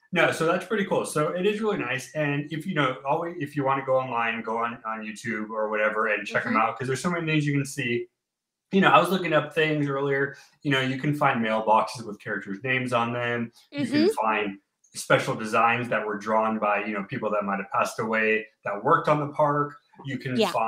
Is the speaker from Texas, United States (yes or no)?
no; California, United States; being Californian